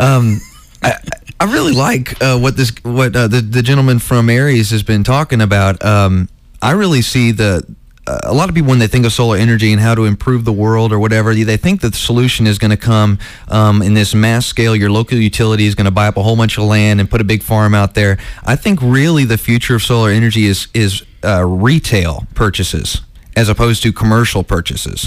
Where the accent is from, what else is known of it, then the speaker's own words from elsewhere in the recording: Ocala, Florida, United States; also born or lived in Atlanta, Georgia; I grew up in a, a small town in Florida called Ocala, Ocala, Florida, and um, when I moved there from Atlanta when I was 10 years old